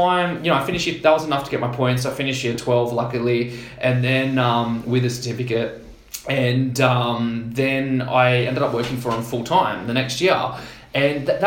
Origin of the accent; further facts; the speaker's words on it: Canberra, Australian Capital Territory, Australia; moved away; also born or lived in Perth / Sydney; I grew up in Canberra, and school's a little bit different there